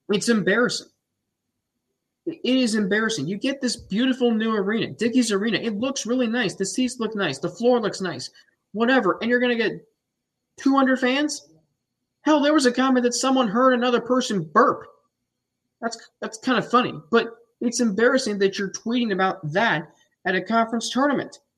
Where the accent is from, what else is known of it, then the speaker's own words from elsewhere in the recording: Cincinnati, Ohio, United States; moved away; my hometown up in Cincinnati, where I was from.